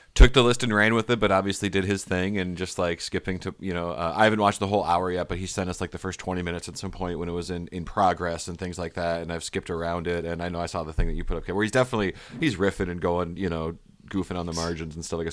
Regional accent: Michigan, United States; growing up in Michigan, doing stand up in the Midwest

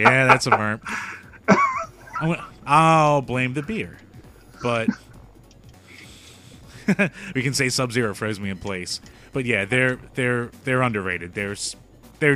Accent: United States; we're American

